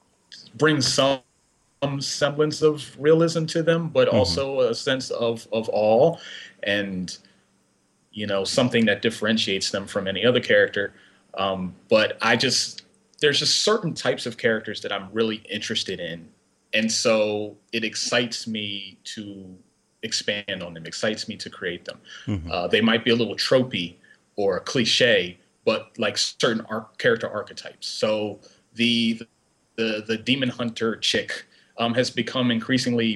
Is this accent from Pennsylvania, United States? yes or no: yes; about a half hour from Philadelphia, Pennsylvania, United States; now in Upper Darby, United States; my hometown is about a half hour out from Philly